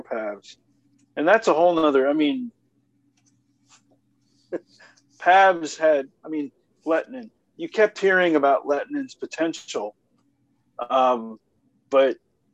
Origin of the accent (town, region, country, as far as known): Atlanta, Georgia, United States; born or raised there